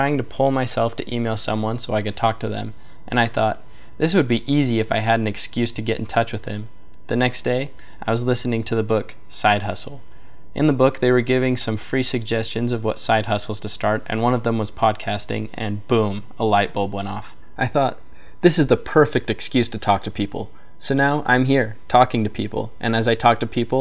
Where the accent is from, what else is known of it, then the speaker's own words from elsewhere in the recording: Salt Lake City, Utah, United States; I am from Salt Lake City, Utah